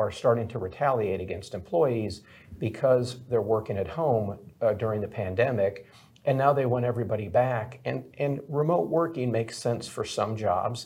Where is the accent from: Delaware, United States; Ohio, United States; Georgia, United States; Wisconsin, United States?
Wisconsin, United States; Milwaukee; I grew up in Milwaukee, Wisconsin.